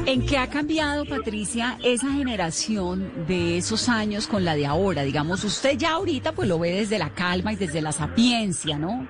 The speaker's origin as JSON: {"language": "Spanish", "town": "Cali", "region": "Valle del Cauca", "country": "Colombia", "said": "yo soy caleña"}